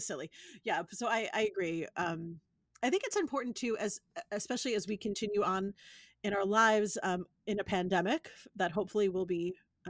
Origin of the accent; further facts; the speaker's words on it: New York City, New York, United States; I'm from New York City, so I grew up around amazing architecture